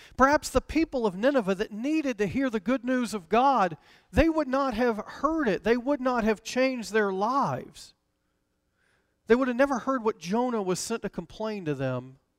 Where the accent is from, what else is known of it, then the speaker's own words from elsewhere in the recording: Decatur, Georgia, United States; the church I grew up in in Decatur, Georgia